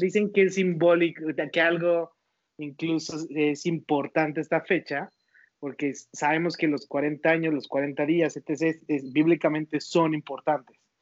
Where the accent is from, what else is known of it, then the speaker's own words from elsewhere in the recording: Toluca, State of Mexico, Mexico; moved away as an adult; now in Guadalajara, Mexico; soy Toluca y lo que tiene Toluca la verdad es su gente. De eso sí extraño muchísimo